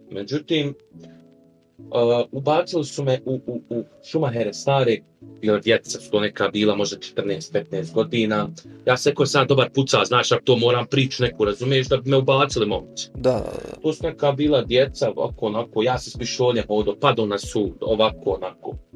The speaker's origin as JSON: {"language": "Croatian", "town": "Sarajevo", "region": "Federation of Bosnia and Herzegovina", "country": "Bosnia & Herzegovina", "said": "dolazim iz Sarajeva"}